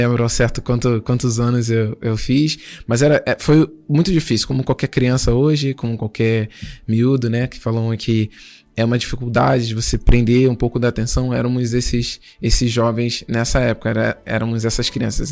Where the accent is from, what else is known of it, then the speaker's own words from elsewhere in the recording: Duque de Caxias, Rio de Janeiro, Brazil; sou natural do Rio de Janeiro, né? De uma região lá em Duque de Caxias, que é um município, é a nossa zona.